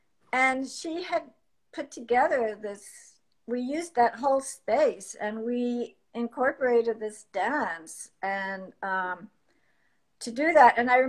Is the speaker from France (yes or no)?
yes; Paris, Île-de-France, France; also born or lived in Washington, D.C., United States; now in United States; I grew up mostly in Europe and also in Washington, D.C. But I think my formative years was my adolescence in Paris and in the countryside around Paris